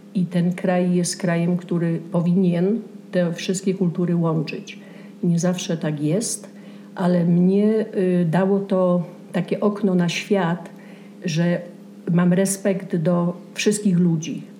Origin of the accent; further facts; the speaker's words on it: Częstochowa, Silesian Voivodeship, Poland; moved away as an adult; also born or lived in Kraków / New Jersey; now in Santa Fe, United States; Ja jestem z Częstochowy.